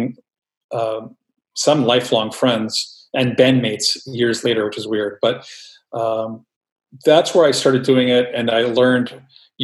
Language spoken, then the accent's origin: English; New York City, New York, United States; growing up in New York City, there were places to get zines in stores